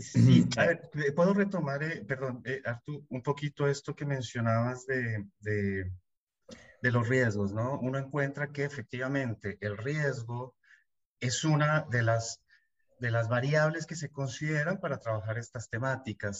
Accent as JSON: {"language": "Spanish", "country": "Colombia", "moved": "as an adult", "lives_now": "Buenos Aires, Argentina", "said": "colombiano, viviendo hace 15 años en Buenos Aires, Argentina"}